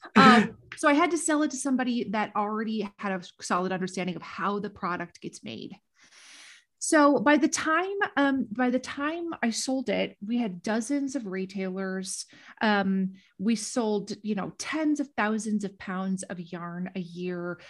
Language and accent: English; Minnesota, United States; moved away as an adult; also born or lived in Washington, D.C.; my hometown in Minnesota